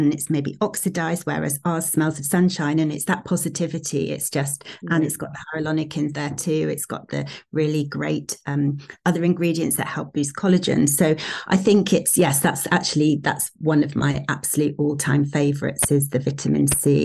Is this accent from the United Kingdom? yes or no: yes; Sheffield, Yorkshire and the Humber, United Kingdom; moved away; we're originally from Sheffield